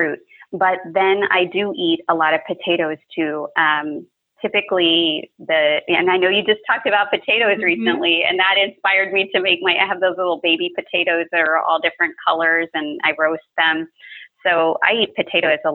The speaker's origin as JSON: {"language": "English", "region": "South Texas", "country": "United States", "tie": "born or raised there", "said": "growing up in South Texas, you know, I eat breakfast tacos all the time"}